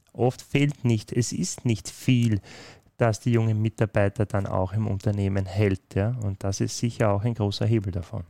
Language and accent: German; Austria; In den Breiten, wo ich aufgewachsen bin, steht WOS für äh, wie bitte.